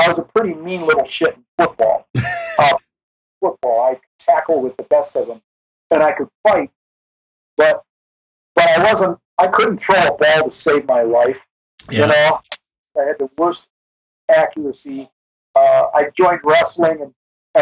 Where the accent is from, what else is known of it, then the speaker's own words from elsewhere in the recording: Rust Belt, United States; I grew up in the Rust Belt where everybody had a job